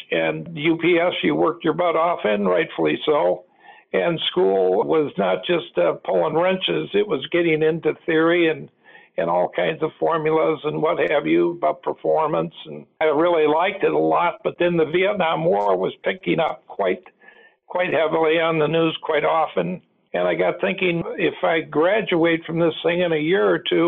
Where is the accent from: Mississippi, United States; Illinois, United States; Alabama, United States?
Illinois, United States; St. Charles; also born or lived in Elmhurst, Illinois / Lombard, Illinois; we grew up in St. Charles, Illinois for a pretty good time